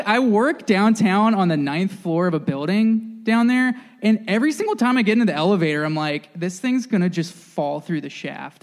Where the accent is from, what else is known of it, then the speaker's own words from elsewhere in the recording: Northern Virginia, United States; I grew up in Northern Virginia